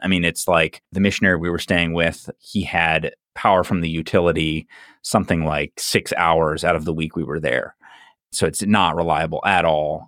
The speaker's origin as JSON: {"language": "English", "town": "Orlando", "region": "Florida", "country": "United States", "tie": "born or raised there", "said": "I grew up in Orlando, and we used to always complain about the traffic here"}